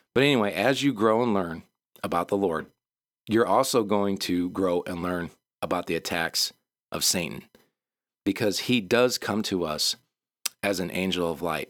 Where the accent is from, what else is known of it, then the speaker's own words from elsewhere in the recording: Michigan, United States; moved away; also born or lived in the South; We're from Michigan